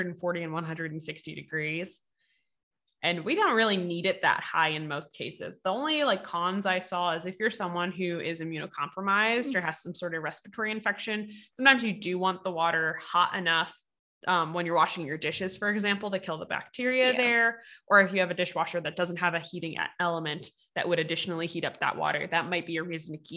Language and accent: English; United States; we're from the States